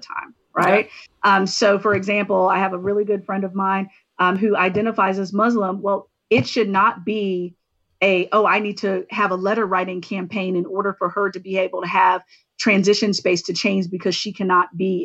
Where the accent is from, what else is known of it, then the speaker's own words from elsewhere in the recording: the South, United States; my hometown, where the only time that there was access to a pool was on Wednesday nights